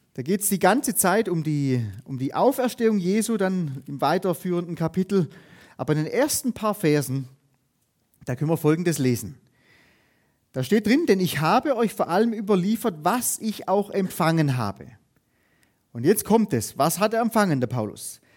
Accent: Germany; bei uns in Deutschland

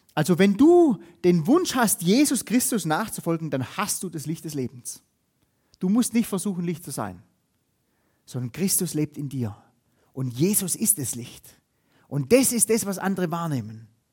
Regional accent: Germany; bei uns in Deutschland

